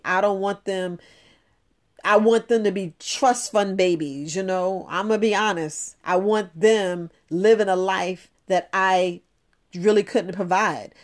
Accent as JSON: {"language": "English", "region": "New York", "country": "United States", "tie": "born or raised there", "said": "growing up in New York"}